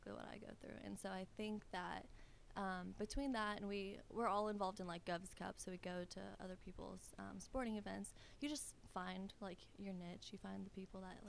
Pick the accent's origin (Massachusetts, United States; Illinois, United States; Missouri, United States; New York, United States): Illinois, United States; Bloomington; moved away as an adult; now in Clarksville, United States; I'm from Illinois, from Bloomington Normal